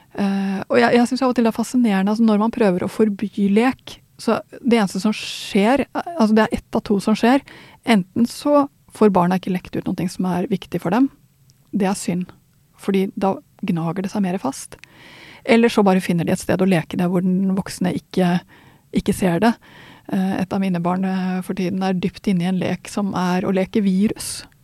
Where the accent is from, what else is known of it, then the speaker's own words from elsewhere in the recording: Sweden; now in Norway; nå er jeg svensk